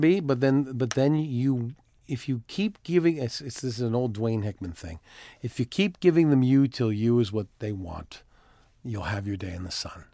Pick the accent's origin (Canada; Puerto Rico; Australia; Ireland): Canada; Timmins, Ontario; moved away; also born or lived in Toronto; I am originally from Toronto, although I, yes, I was I was raised in a little town called Timmins, Ontario